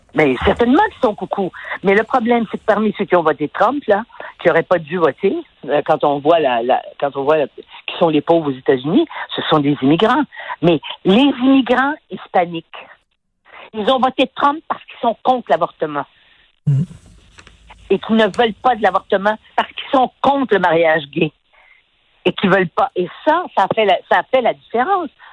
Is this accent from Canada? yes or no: yes; Quebec, Canada; on a des gens chez nous, au Québec